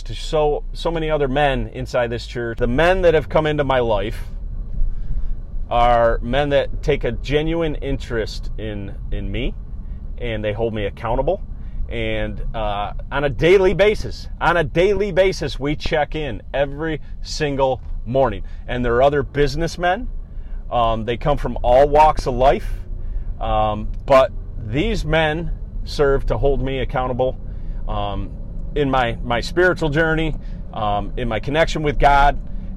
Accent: Cortland, New York, United States; moved away as an adult; now in Syracuse, United States; He still lives in my hometown of Cortland, New York. I'm up in the Syracuse area now

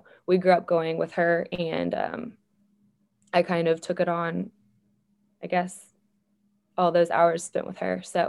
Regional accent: Fort Worth, Texas, United States; I do love Texas. I love Jesus more, but I love Texas. No, I was born and raised here in the Fort Worth area. I grew up a coach's kid. Football in Texas is a religion of its own

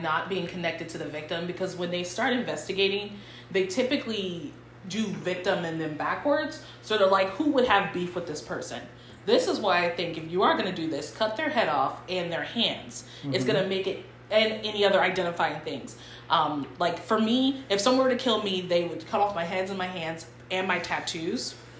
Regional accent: Cleveland, Ohio, United States; born there; I was born in Cleveland, Ohio.

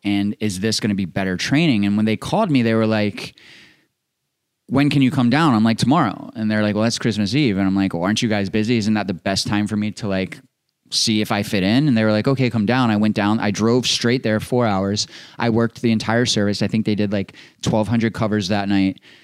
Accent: Maryland, United States; I grew up in Maryland

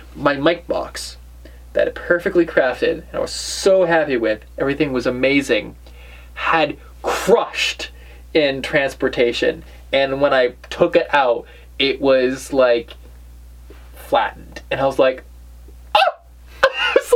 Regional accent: New England, United States; we're from New England.

